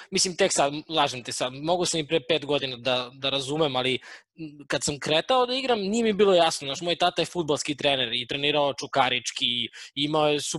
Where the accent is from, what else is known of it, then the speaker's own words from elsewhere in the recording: Obrenovac, Belgrade, Serbia; Ja sam iz Obrenovca